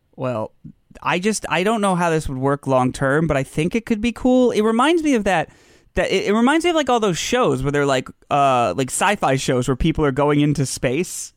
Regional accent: United States; I'm American

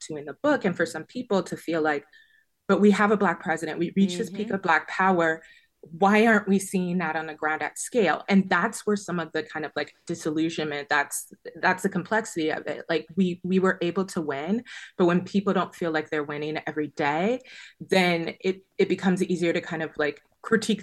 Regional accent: Chicago, Illinois, United States; I grew up in Illinois. My family's multi-generational, you know, Chicagoan since the 1900s

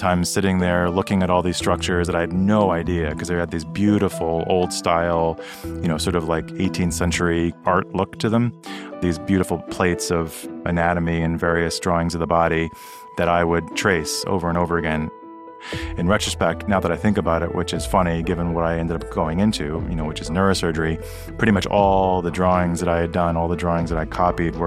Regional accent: New York City, New York, United States; also born or lived in Tokyo, Japan; I grew up in New York City, but I was actually born in Tokyo

